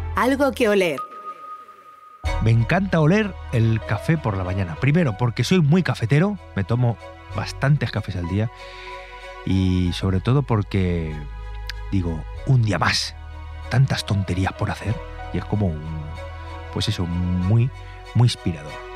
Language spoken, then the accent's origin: Spanish; Albacete, Castilla-La Mancha, Spain; Un atardecer en la Mancha. Eso es muy, muy, muy bonito. Porque el horizonte así extendido, la llanura, y, eso en mi tierra